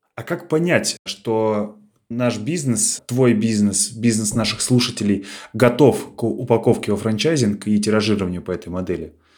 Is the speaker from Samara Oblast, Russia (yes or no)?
no; Smolensk Oblast, Russia; наша область, Смоленская, собственно, откуда я родом